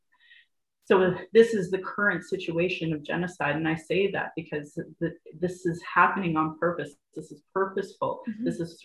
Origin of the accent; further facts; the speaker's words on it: Alberta, Canada; I grew up in Alberta, and where I grew up, everybody was a big ass bully